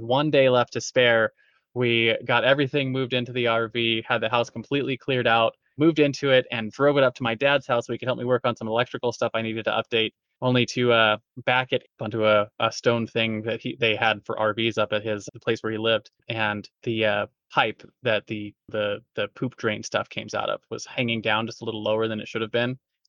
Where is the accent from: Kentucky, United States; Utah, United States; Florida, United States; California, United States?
California, United States; Southern; I grew up in Southern California